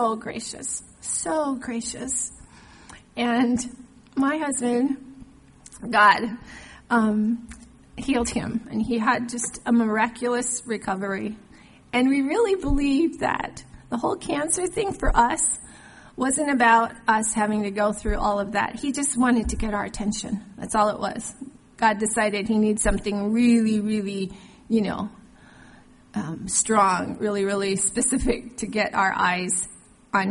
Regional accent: Hawaii, United States; moved away; also born or lived in Washington State; When I was a child, growing up in Hawaii, our church had missionaries come through

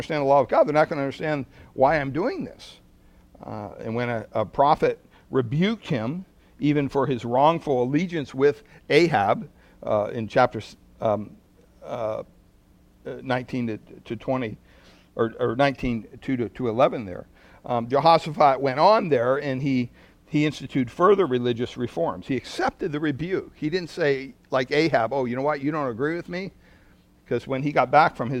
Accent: Pennsylvania, United States; moved away; growing up on the East Coast in Pennsylvania

